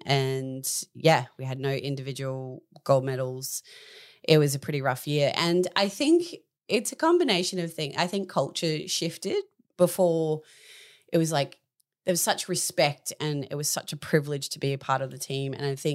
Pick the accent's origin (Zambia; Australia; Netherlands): Australia; So in 2001 in Fukuoka, Japan, we as an Australian team beat the US in the gold medal tally.